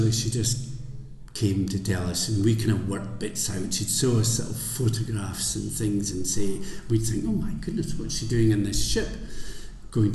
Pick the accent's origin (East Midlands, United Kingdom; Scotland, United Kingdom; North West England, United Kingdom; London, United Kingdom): Scotland, United Kingdom; the Scottish Borders; also born or lived in Edinburgh; I was brought up in the Borders